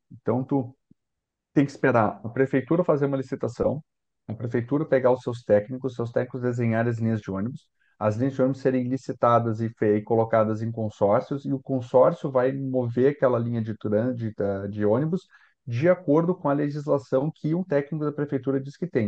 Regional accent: Porto Alegre, Rio Grande do Sul, Brazil; eu sou de Porto Alegre, gosto de Porto Alegre

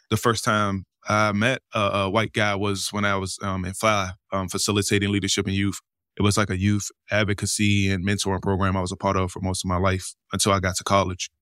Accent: Washington, District of Columbia, United States; moved away as an adult; now in Los Angeles, United States; I'm from Washington D.C., born and raised.

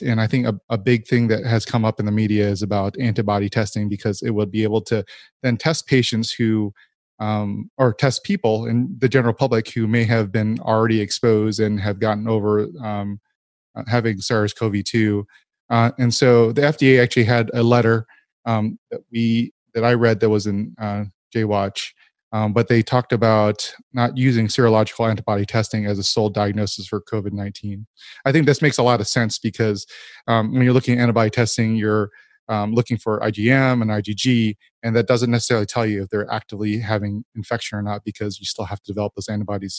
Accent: United States; I grew up in America.

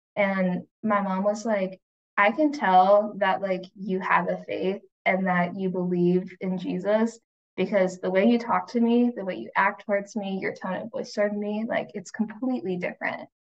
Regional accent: United States; growing up in the States

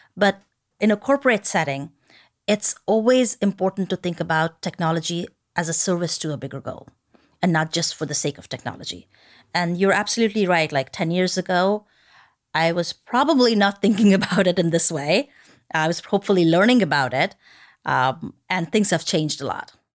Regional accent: India; moved away; I grew up in India

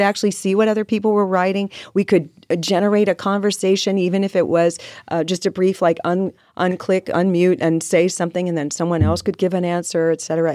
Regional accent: Riverside, California, United States; now in Carlsbad, United States; I grew up in Riverside

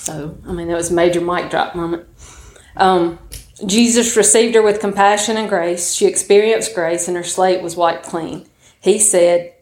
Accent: Tupelo, Mississippi, United States; now in Pontotoc, United States; I'm from Tupelo, Mississippi. I was born in Tupelo, now live in Pontotoc

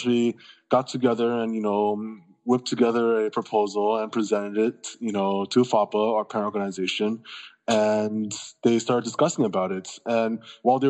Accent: Taiwan; moved away as an adult; now in United States; I actually grew up in Taiwan. I was born in America, but I moved back when I was around 4 years old. And I grew up there until I was 18

